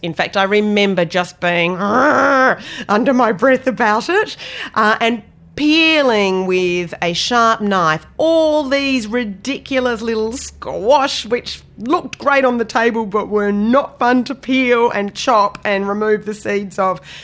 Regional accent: Australia; moved away; also born or lived in London / Cape Cod; I come from Australia

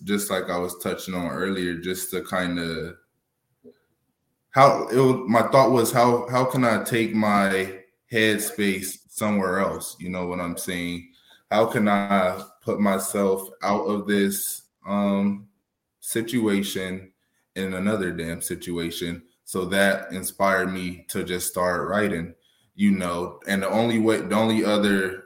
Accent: Arizona, United States; also born or lived in California; I'm originally from California, basically Arizona. I've been out here since I was six. So I've been out here longer than out there. So I'm an Arizona native

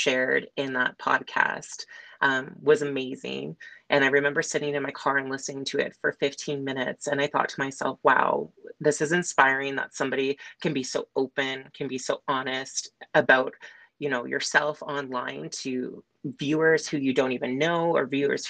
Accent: Manilla, Ontario, Canada; also born or lived in Uxbridge, Ontario / Lindsay, Ontario; I was born in Uxbridge, Ontario, which is near like Markham, Stouffville area. I grew up, though, in a small rural town called Manila

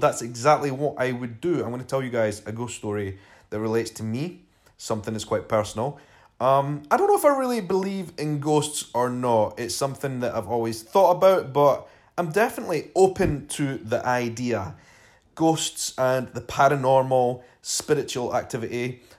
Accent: Edinburgh, Scotland, United Kingdom; accent: Scottish; I am a vlogger from Edinburgh in Scotland.

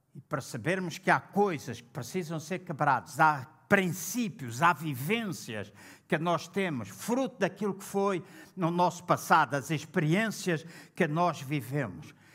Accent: Angola; now in Portugal; quando eu estive em Angola, na minha terra, o lugar onde eu nasci

